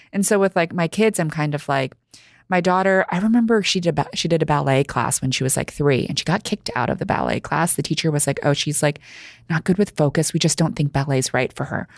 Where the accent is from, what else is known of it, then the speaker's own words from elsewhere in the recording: New York City, New York, United States; English is a second language; I grew up here in New York City, first generation, um, American, child of immigrants. I didn't speak English until I think it was about, like, five or six